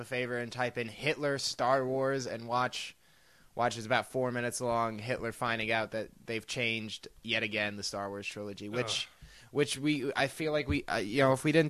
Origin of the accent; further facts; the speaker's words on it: New Jersey, United States; I'm from New Jersey